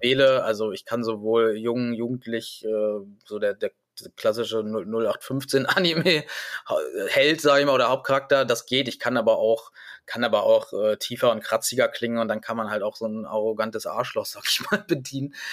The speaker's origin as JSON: {"language": "German", "town": "Hanover", "region": "Lower Saxony", "country": "Germany", "said": "ich bin ja Hannoveraner, deswegen hab ich, hatte ich zumindest nicht mit irgendeinem Dialekt äh, zu kämpfen"}